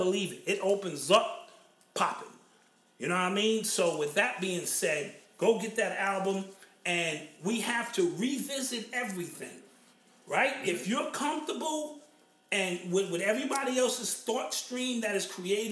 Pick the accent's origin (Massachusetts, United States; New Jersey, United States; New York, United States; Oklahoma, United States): New York, United States; I'm from Cedar Park